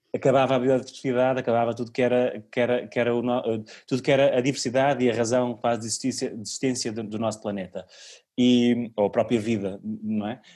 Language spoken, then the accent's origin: Portuguese; Cem Soldos, Santarém District, Portugal; meu contributo para a minha aldeia